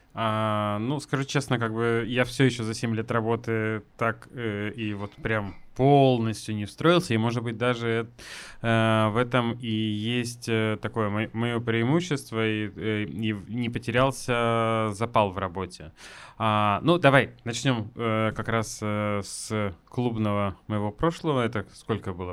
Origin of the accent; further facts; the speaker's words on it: Yekaterinburg, Sverdlovsk Oblast, Russia; also born or lived in Moscow / Saint Petersburg; я все-таки люблю очень наш город